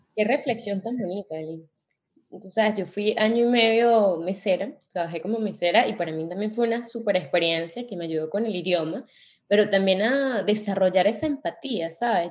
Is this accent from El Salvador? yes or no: no; Venezuela; now in Paris, France; cuando estábamos en Venezuela o en nuestro país de origen